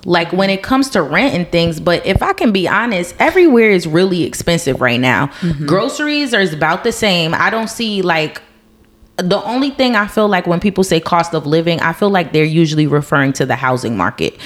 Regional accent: New Jersey, United States; moved away as an adult; moving away from my hometown. Mm-hmm. Um, and it was my choice because I've been I've been taken from New Jersey before, but it wasn't my choice.

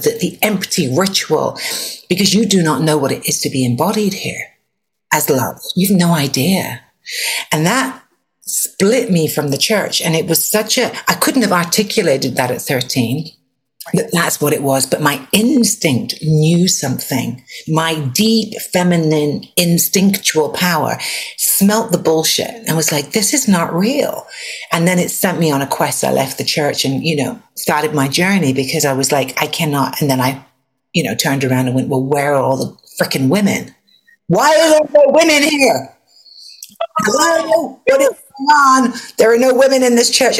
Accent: England, United Kingdom; I was raised in England

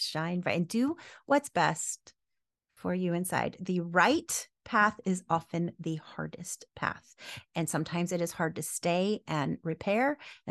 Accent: the South, United States; Look, I'm from the South.

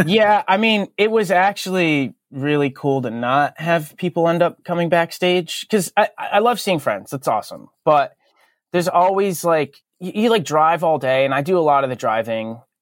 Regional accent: Berlin, Connecticut, United States; I grew up in Connecticut, which I still live in Connecticut, but I grew up in a town called um, Berlin, which is the exact center of the state

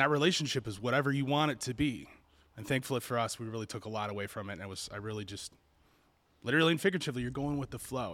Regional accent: Kentucky, United States; my home state of Kentucky

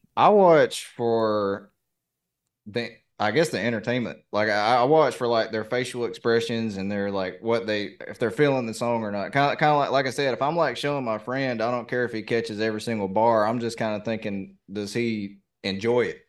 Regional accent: the South, United States; accent: southern; my southern accent

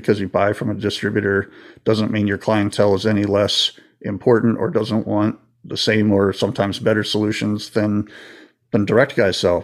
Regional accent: Florida, United States; I grew up in Florida, so I've been on a boat or two

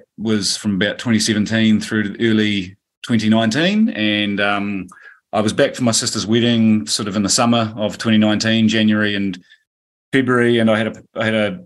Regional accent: Hokitika, West Coast, New Zealand; I was born just in Hokitika on the West Coast

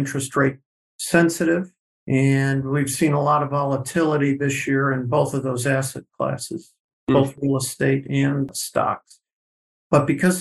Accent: Chicago, Illinois, United States; moved away as an adult; also born or lived in Phoenix; now in San Diego, United States; I'm originally from Chicago

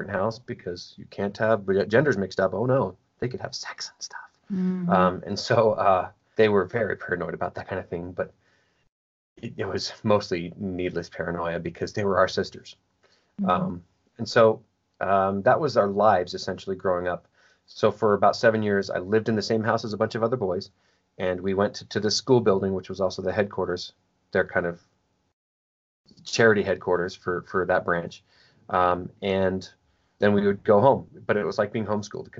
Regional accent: Chicago, Illinois, United States; I was born in Chicago, and was my mother's third son

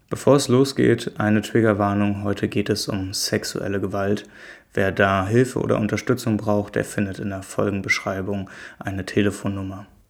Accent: Germany; ich komme aus Deutschland wie die meisten von euch

